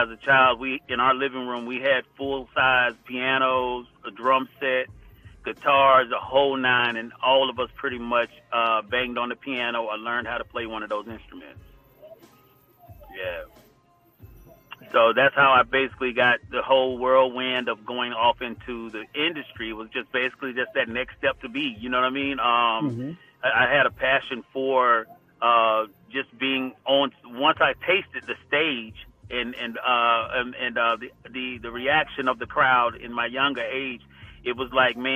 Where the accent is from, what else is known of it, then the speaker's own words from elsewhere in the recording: Groveland, Florida, United States; I'm from Groveland, Florida, which is right at the borderline of Orlando, about 30 minutes away